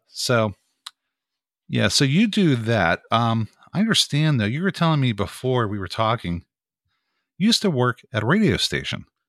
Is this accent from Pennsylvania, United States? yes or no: yes; Greensburg, Pennsylvania, United States; moved away as an adult; now in Pittsburgh, United States; I'm originally from Greensburg, Pennsylvania, which is the county to the right of Allegheny County